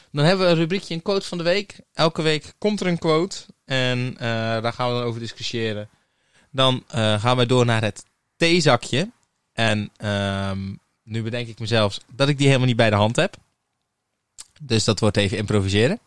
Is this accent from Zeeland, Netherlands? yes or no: yes; Terneuzen, Zeeland, Netherlands; geboren en getogen in Terneuzen